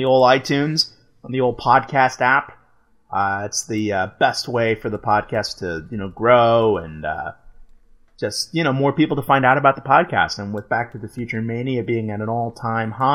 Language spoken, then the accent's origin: English; Texas, United States; I grew up in Texas